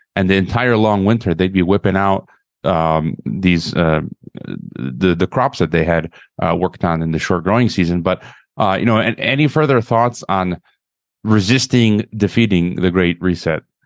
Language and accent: English; Chicago, Illinois, United States; moved away; I'm from Chicago, Illinois originally